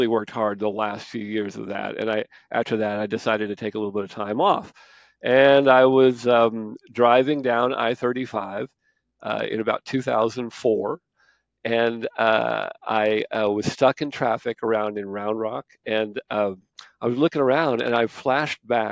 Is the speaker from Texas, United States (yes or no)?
yes; Temple, Texas, United States; also born or lived in Academy, Texas; I'm from Temple, and I went to elementary school in Temple